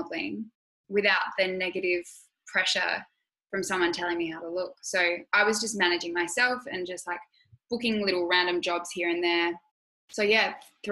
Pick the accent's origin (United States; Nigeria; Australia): Australia; Adelaide, South Australia; also born or lived in Sydney; Adelaide, growing up there, yeah, it is small.